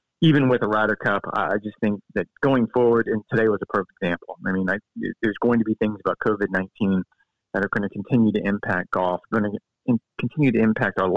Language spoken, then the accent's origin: English; Florida, United States; I'm 53 years old. I grew up in Florida